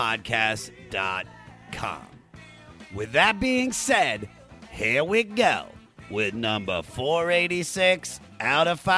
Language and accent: English; Germantown, Maryland, United States; I'm from Maryland